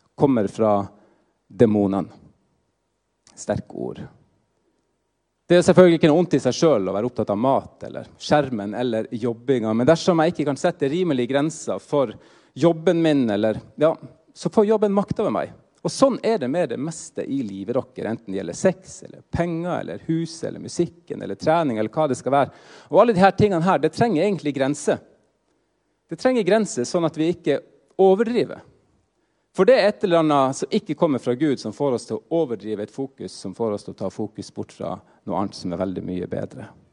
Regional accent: Finnmark, Norway; moved away as an adult; now in Trondheim, Norway; jeg er finnmarking i utgangspunktet

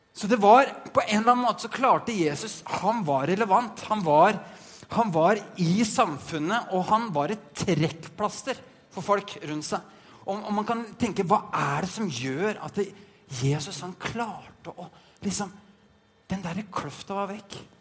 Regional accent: Norway; moved away as an adult; now in Denmark; Jeg er en norsk nordmann fra Norge

